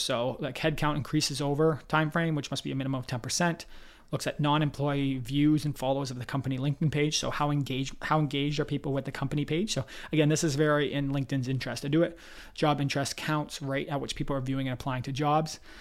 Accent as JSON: {"language": "English", "town": "Toronto", "region": "Ontario", "country": "Canada", "said": "I'm from Toronto"}